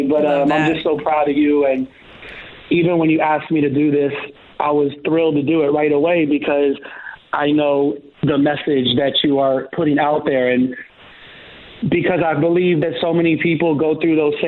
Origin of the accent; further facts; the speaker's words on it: Los Angeles, California, United States; growing up